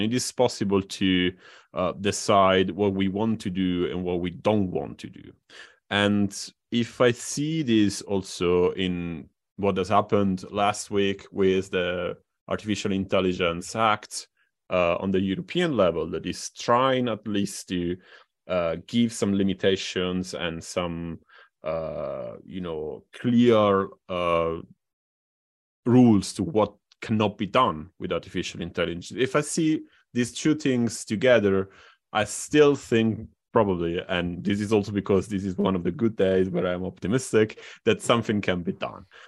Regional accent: Italy; in Italy, my my home country.

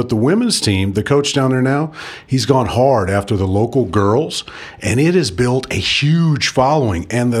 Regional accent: Pittsburg, Kansas, United States; I grew up down around Pittsburgh and Pitt State.

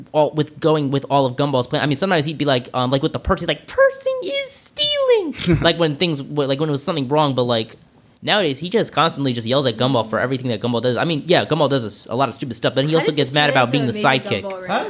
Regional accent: Smyrna, Delaware, United States; born or raised there; moved away

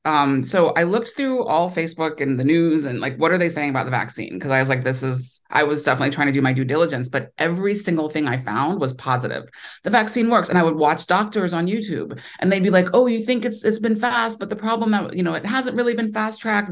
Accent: Ohio, United States; moved away as an adult; also born or lived in New York; now in Los Angeles, United States; I grew up in Ohio, so I'm a Midwestern

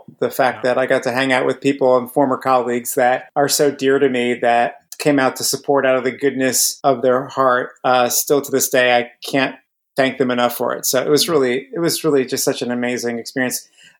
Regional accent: New Jersey, United States; I am from, I guess, North Central, right? About 30 minutes west of Manhattan.

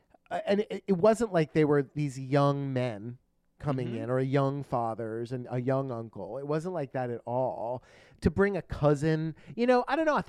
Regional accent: Ridgewood, New Jersey, United States; And I was like, oh, my gosh. I was like, oh, that's where I'm from. I was born in Valley Hospital.

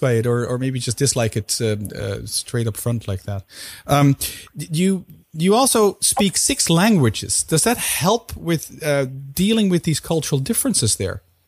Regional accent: Netherlands; both being Dutch.

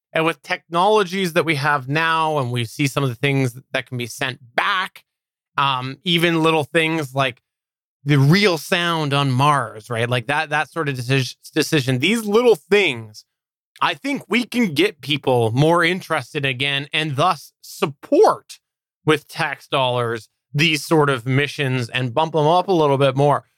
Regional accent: Canada; I'm a Canadian

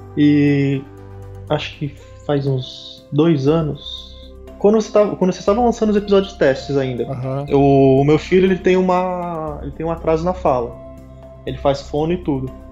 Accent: São Paulo, Brazil; Eu sou de São Paulo

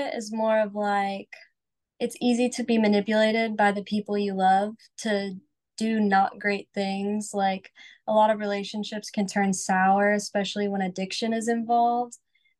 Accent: Bartow, Florida, United States; now in Nashville, United States; I actually lived in a pretty small town in Florida called Bartow.

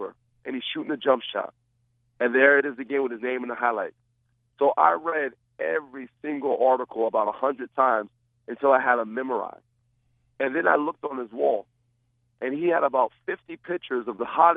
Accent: Rockaway, New Jersey, United States; also born or lived in Passaic, New Jersey; I'm originally from Passaic, New Jersey, and my mom moved us to Rockaway, New Jersey to get a better education

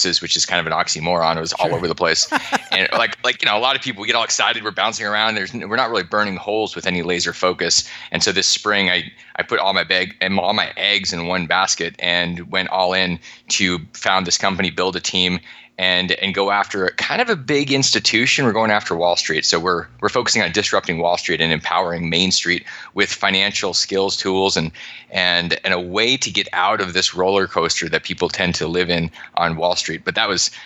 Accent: Alaska, United States; I grew up in Alaska

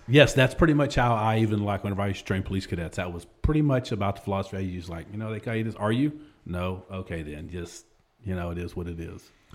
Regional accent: Texas, United States; accent: country drawl; also born or lived in Waco, Texas / Lubbock, Texas / Pflugerville, Texas / Hewitt, Texas; now in Austin, United States; all over Texas. I was born in Waco, lived in Lubbock, lived north side of Austin, went to school at Pflugerville, few years, moved back to Waco

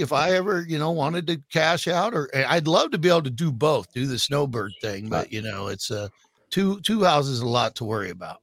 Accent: Water Valley, Mississippi, United States; moved away; also born or lived in Pacific Northwest; born in Water Valley, Mississippi

